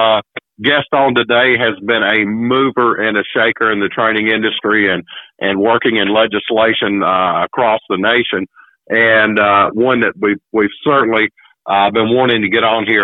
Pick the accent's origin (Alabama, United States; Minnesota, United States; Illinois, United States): Alabama, United States; I'm from Alabama